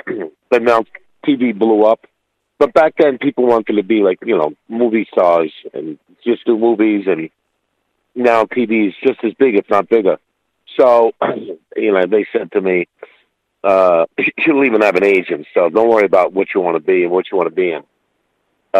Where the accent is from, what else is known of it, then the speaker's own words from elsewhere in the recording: New York City, New York, United States; I grew up in Brooklyn, which is notorious for mobsters